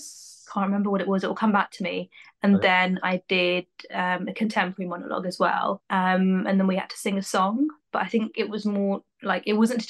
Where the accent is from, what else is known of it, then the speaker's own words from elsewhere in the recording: Wembley, London, United Kingdom; moved away as an adult; also born or lived in Preston / Leicester; now in Manchester, United Kingdom; I grew up in Wembley and I lived there like most of my life